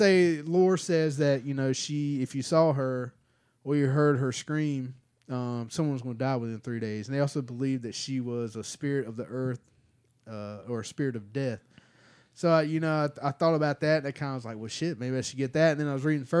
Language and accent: English; United States; moved away; So you know, I'm originally from Broad Slab, Southern Johnson County. It's a special place on earth.